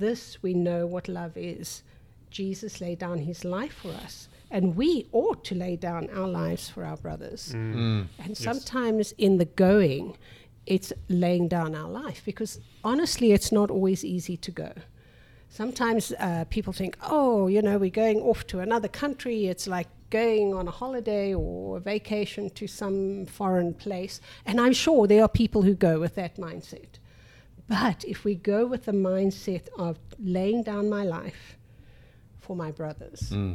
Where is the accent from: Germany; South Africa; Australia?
South Africa; now in United States; we are generationally South African